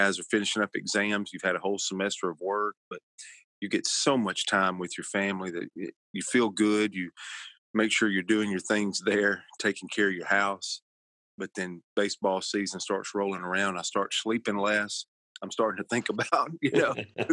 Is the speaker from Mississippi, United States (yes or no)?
yes; Northeast Mississippi, United States; I'm a deep South guy. I'm from Mississippi, Northeast Mississippi